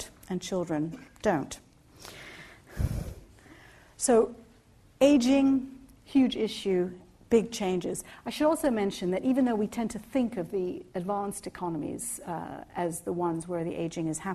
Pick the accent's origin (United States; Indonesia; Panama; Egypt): Egypt; now in United Kingdom; I was born in Egypt